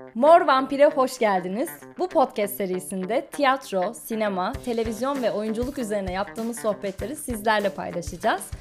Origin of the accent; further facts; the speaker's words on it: Turkey; 91 yılının Ekim ayında İstanbul'da dünyaya geldim.